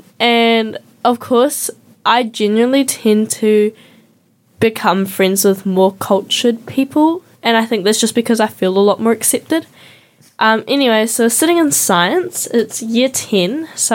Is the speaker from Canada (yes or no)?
no; Venezuela; I was like, no, I'm from Venezuela.